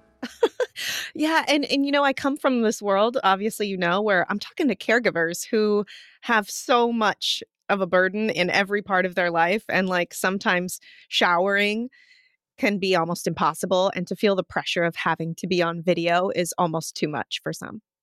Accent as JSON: {"language": "English", "region": "Montana", "country": "United States", "tie": "born or raised there", "also_born_or_lived": "Washington State", "moved": "yes", "said": "growing up in Montana"}